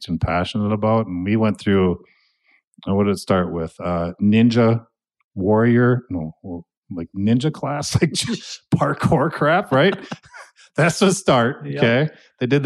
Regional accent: Annandale, Minnesota, United States; also born or lived in Buffalo, Minnesota; We moved from Buffalo to Annandale

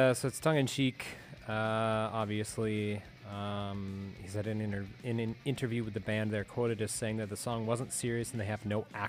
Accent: Wyoming, United States; moved away; they're from Wyoming, like me.

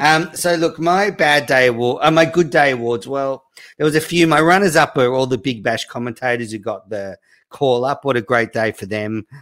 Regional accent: Australia; I am Australian.

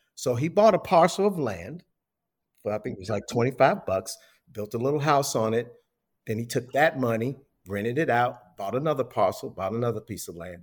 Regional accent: Chicago, Illinois, United States; moved away; I'm from Chicago originally

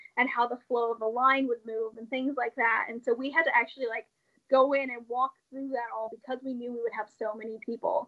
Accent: Indiana, United States; being born and raised in the Hoosier State

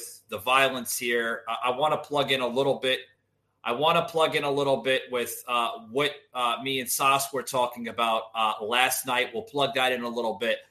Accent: Georgia, United States; my home state here in Georgia, which is not too far from, you know, where I currently reside.

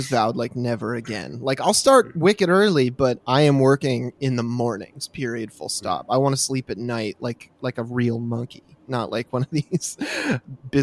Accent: Midwest, United States; I'm from the Midwest

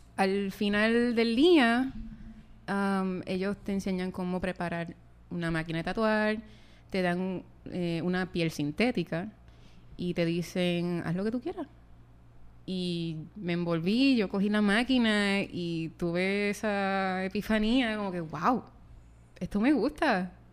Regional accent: San Germán, Puerto Rico; de donde yo vengo, de San Germán

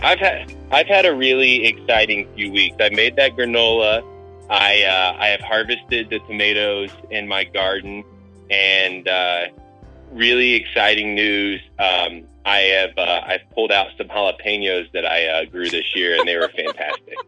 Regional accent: just outside of Chicago, Illinois, United States; now in Denver, United States; I grew up just outside of Chicago, so I, I know Chicago well

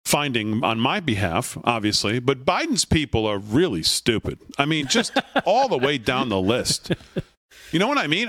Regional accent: Connecticut, United States; now in Long Island, United States; growing up in Connecticut

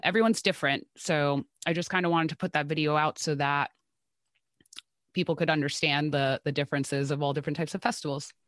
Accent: New Jersey, United States; I am from New Jersey

